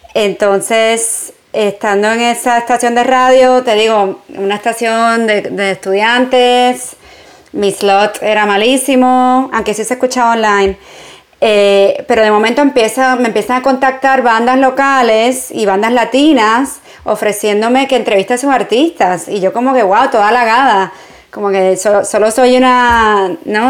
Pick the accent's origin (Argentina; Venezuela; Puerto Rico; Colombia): Puerto Rico; moved away as an adult; also born or lived in New York, United States; now in Barcelona, Spain; yo no crecí en Estados Unidos, crecí en Puerto Rico